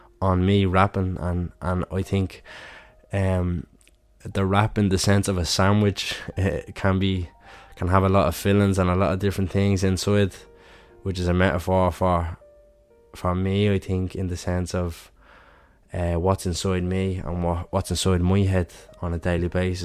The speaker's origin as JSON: {"language": "English", "town": "Dublin", "region": "Leinster", "country": "Ireland", "said": "I'm from Dublin myself"}